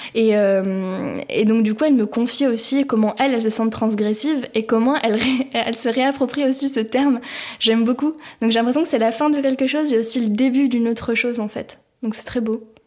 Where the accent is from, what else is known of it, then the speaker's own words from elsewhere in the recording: France; en tant que Français, Française, euh, née dans les années 2000